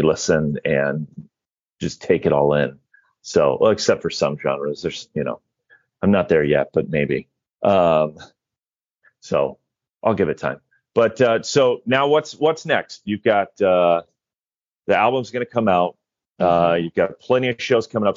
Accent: Indiana, United States; moved away; I'm originally from Indiana

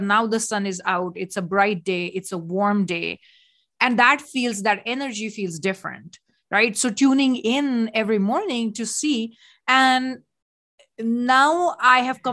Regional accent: India; moved away; I come from India

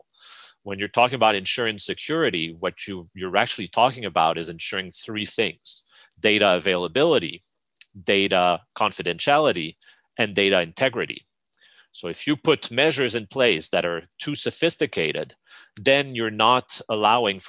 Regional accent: Canada; me as a Canadian

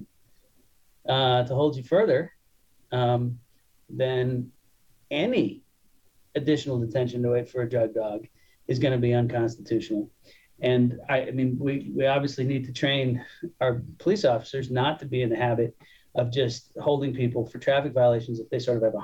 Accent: California, United States; As a Californian

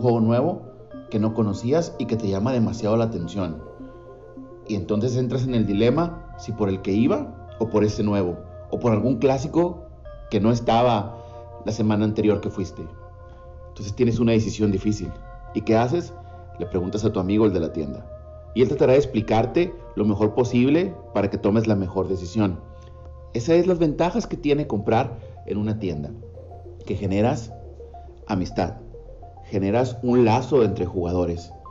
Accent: Mexico; also born or lived in Monterrey, Nuevo León, Mexico; del mío, México

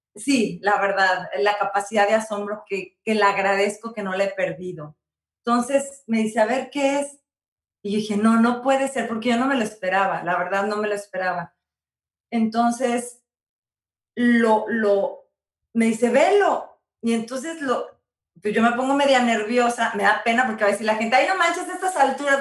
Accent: San Luis Potosí, Mexico; mi hermoso San Luis Potosí

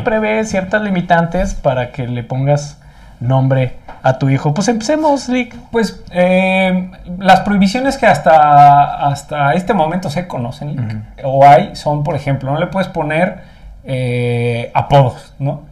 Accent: Mexico; ya sabemos cómo somos los mexicanos

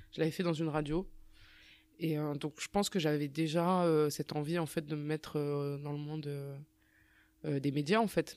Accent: Strasbourg, Grand Est, France; moved away as an adult; also born or lived in Rabat, Morocco; je suis, je suis, né à Strasbourg et euh, je suis né à Strasbourg, c'est ma ville.

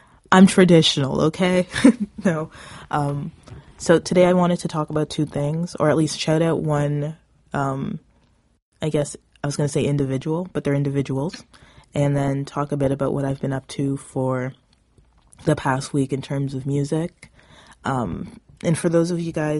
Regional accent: Southern Ontario, Canada; I come from Southern Ontario

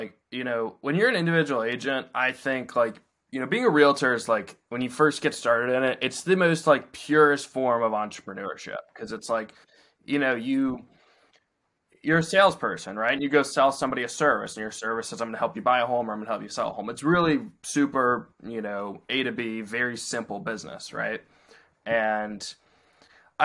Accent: Alexandria, Virginia, United States; I grew up in Alexandria and that's where I practiced real estate

